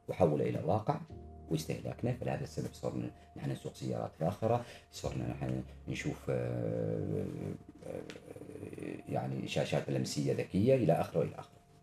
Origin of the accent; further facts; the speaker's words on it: Oman; أنا من سلطنة عمان